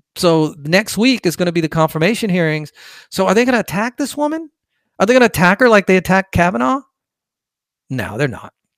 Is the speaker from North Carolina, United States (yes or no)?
no; Fullerton, California, United States; moved away; also born or lived in Bay Area, California; I'm originally from California, born in Orange County, lived on Valencia Drive. I think Fullerton was the town